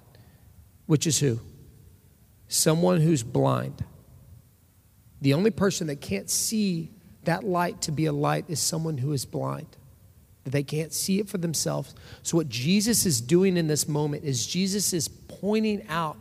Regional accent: Orange, Texas, United States; I come from Orange, Texas. That's where I was born and raised

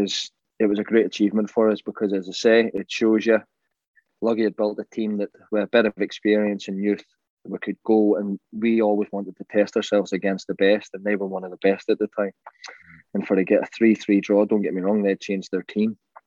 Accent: Ireland; And this is like the funny story of George and I being the Irish players that the bomb squad's called

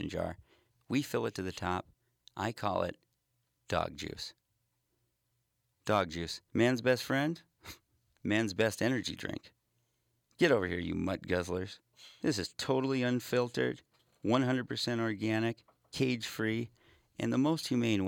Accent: Detroit Lakes, Minnesota, United States; my hometown, Detroit Lakes, Minnesota

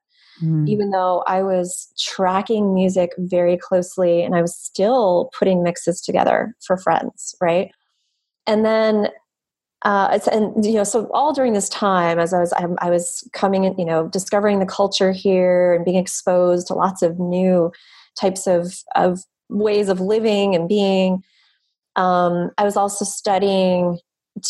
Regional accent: East Coast, United States; moved away as an adult; also born or lived in New York; my family and the environment that I was raised in the East Coast, which is more conservative

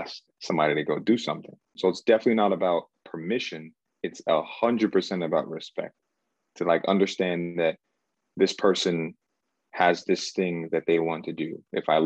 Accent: United States; also born or lived in Cameroon; I was born in Cameroon, West Africa. And I came here to America when I was like 4 years old.

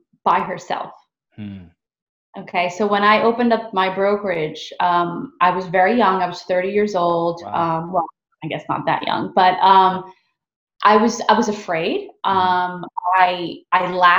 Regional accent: New York City, New York, United States; I'm just a girl from the Bronx

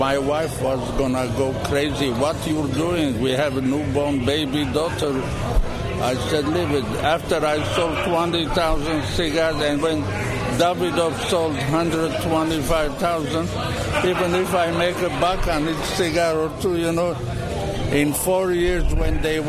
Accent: Lebanon; moved away; being born in Lebanon, my parents were Armenian.

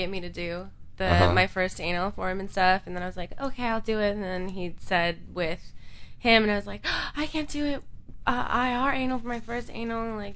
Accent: Wisconsin, United States; moved away; I'm from Wisconsin.

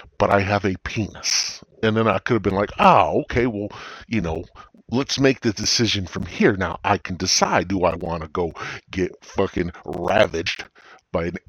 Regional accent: United States; I'm an American

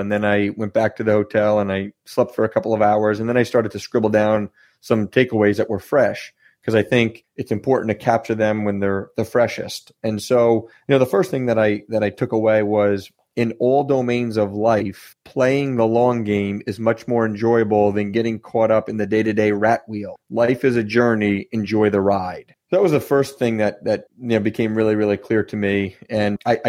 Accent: New Jersey, United States; I'm from New Jersey

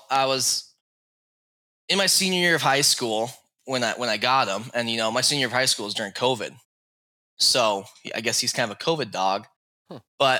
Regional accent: northwest Montana, United States; I'm from Montana, born and raised in Montana, northwest Montana.

